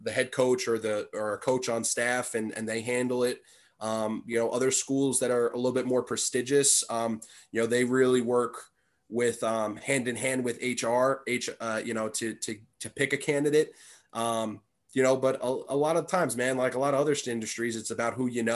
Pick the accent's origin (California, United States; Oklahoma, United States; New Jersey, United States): New Jersey, United States; moved away as an adult; also born or lived in Massachusetts; my home state of New Jersey